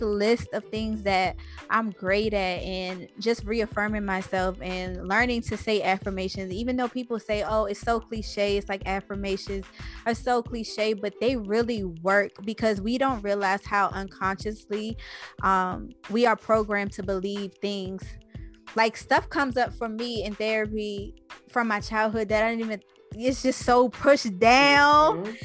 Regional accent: Washington, District of Columbia, United States; also born or lived in Los Angeles; now in Atlanta, United States; I'm from Anacostia originally. Um, I live in Atlanta now. I lived

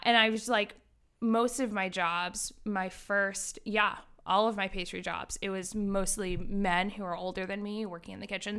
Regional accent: East Greenwich, Rhode Island, United States; I am a Rhode Islander. I grew up in East Greenwich, Rhode Island.

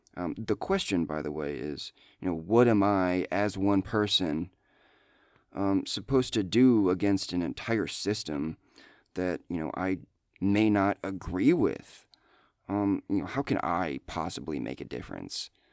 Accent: Iowa, United States; I'm from Iowa

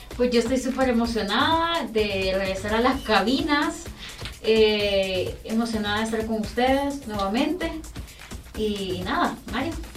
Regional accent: Honduras; como hondureños

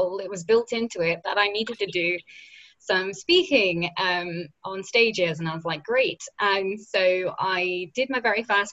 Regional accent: United Kingdom; accent: British; my little British accent

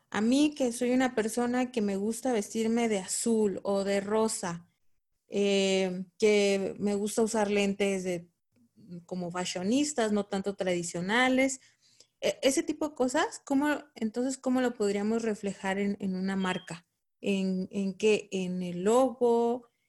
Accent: Venezuela; now in Chicago, United States; No, yo soy venezolana.

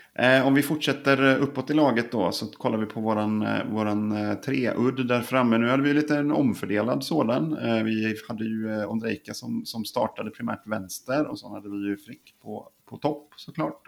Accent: Ulricehamn, Västra Götaland, Sweden; Det är min, min födelseort

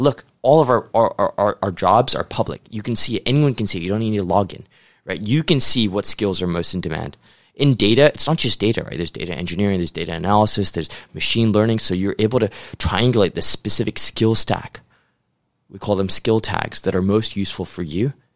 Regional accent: Hong Kong; moved away as an adult; also born or lived in New York, United States; originally a Hong Kong boy, but, uh, went to the U S to start my career in investment banking.

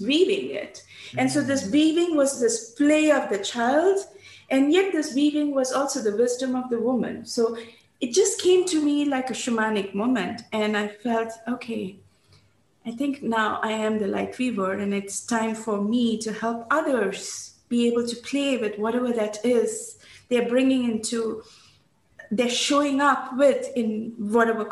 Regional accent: India; moved away; And in growing up in India, I had learned about 5 languages

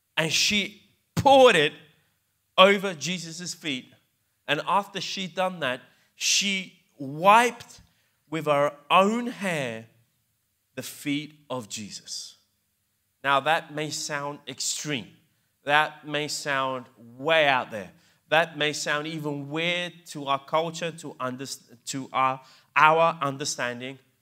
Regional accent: England, United Kingdom; accent: English; also born or lived in Italy; growing up as immigrants in England, because I grew up in England, believe it or not, hence my English accent.

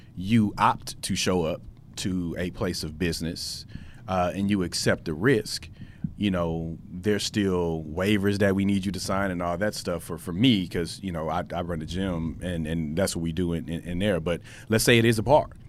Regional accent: United States; as the American people

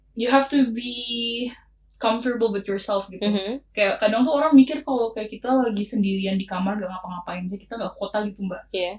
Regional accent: Yogyakarta, Special Region of Yogyakarta, Indonesia; aku kan anak Jogja. Mm-hmm. Aku kuliah di Jogja

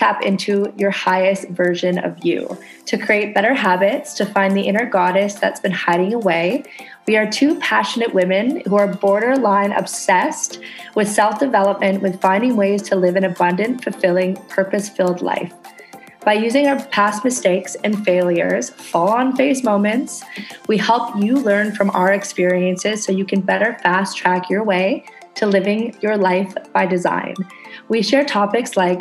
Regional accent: Canada; now in Indonesia

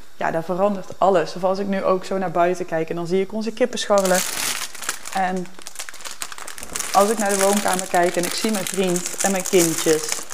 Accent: Berchem, North Brabant, Netherlands; moved away; het dorpje in Brabant waar ik vandaan kom, Berchem

